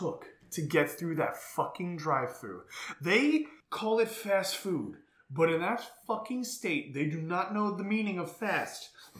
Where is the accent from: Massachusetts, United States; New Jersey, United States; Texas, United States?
New Jersey, United States; Oh, it was here. In North Jersey, it was a thing here.